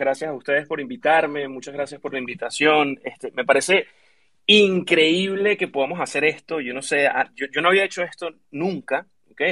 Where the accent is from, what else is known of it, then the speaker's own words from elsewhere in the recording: Venezuela; moved away as an adult; now in United States; yo soy originalmente de Venezuela, vivo hace cinco años en Estados Unidos